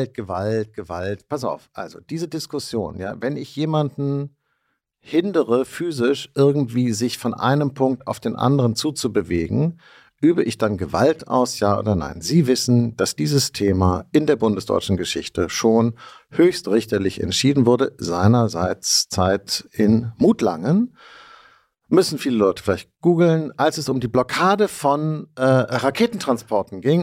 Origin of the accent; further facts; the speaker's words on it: Hamburg, Germany; Ich komme, wie man merkt, aus Hamburg